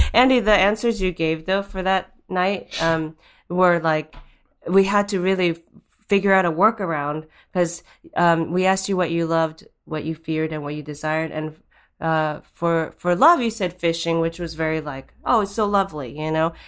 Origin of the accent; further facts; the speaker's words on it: Japan; moved away; I am Japanese and I grew up in Japan